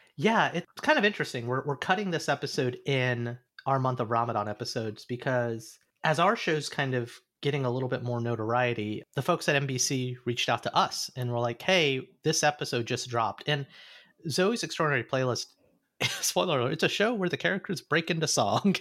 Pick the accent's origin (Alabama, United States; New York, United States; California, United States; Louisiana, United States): Alabama, United States; moved away; growing up in Alabama, there was an Indian community